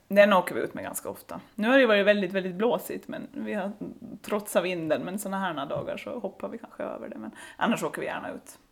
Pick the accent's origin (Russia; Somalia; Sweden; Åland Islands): Åland Islands; Saltvik; now in Lemland, Åland; jag är uppvuxen i Saltvik, så jag är från norra Åland